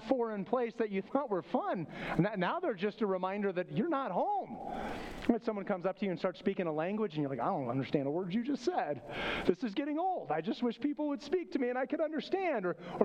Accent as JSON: {"language": "English", "town": "Flagstaff", "region": "Arizona", "country": "United States", "tie": "born or raised there", "moved": "yes", "said": "Growing up in Flagstaff, Arizona"}